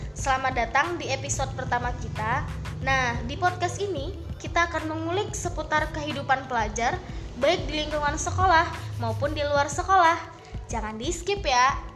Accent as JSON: {"language": "Indonesian", "region": "West Sumatra", "country": "Indonesia", "said": "aku asalnya dari Sumatera Barat"}